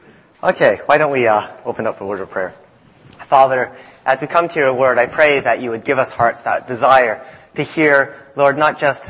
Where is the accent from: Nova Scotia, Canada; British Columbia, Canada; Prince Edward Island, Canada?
Nova Scotia, Canada; also born or lived in Boston, United States; now in United States; I grew up in Canada.